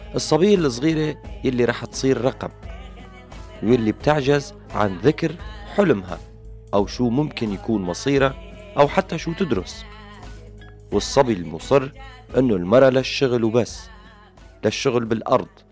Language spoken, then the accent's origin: Arabic; Syria; أغلبنا نحن كسوريين